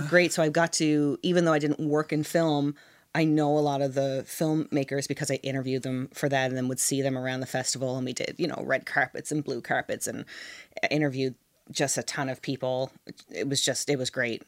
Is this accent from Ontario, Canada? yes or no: no; St. John's, Newfoundland and Labrador, Canada; moved away; I'm from Saint John's